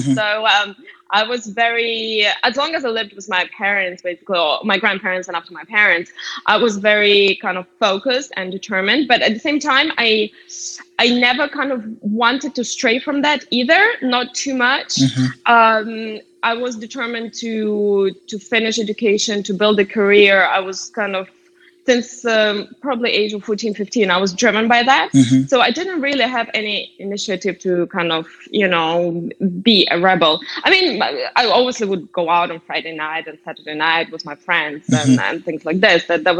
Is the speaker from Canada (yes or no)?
no; France; now in London, United Kingdom; And I also have this mix of general culture between being from Eastern Europe and also having grown up in France and now living in London.